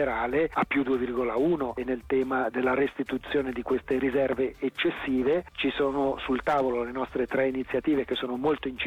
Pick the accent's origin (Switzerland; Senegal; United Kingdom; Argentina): Switzerland; Ticino; noi nel 2020 come ticinesi paghiamo già più 2,5% di premi